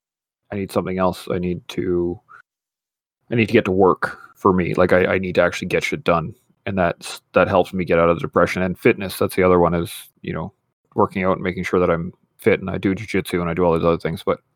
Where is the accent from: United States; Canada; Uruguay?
Canada; I am the Canadian veteran and I should be the best one in the room, blah, blah, blah.